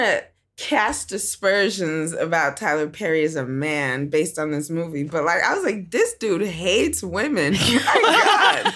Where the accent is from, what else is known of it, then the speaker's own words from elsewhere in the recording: Nigeria; I'm Nigerian